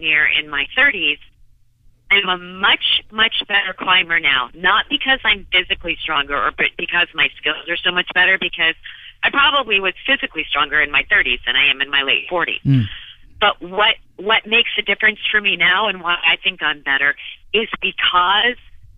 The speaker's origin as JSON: {"language": "English", "town": "Phoenix", "region": "Arizona", "country": "United States", "tie": "born or raised there", "said": "I was born and raised in Phoenix, Arizona"}